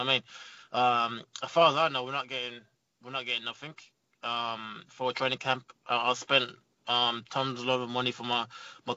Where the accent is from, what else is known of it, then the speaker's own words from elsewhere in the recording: London, United Kingdom; hopefully again in London. I get to show my hometown again.